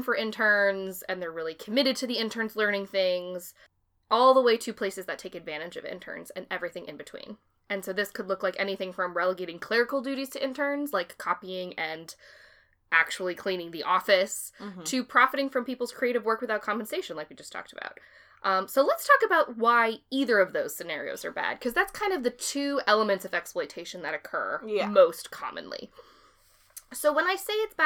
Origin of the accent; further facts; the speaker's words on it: Massachusetts, United States; we're from Massachusetts